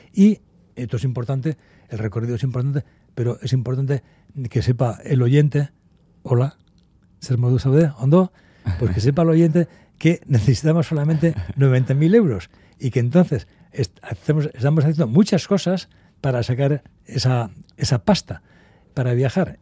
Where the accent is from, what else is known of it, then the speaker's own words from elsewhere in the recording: Basque Country, Spain; yo soy vasco